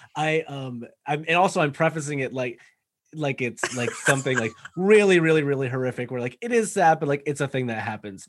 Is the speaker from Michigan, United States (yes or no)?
no; an hour north of Boston, Massachusetts, United States; moved away; I'm from, like, an hour north of Boston originally.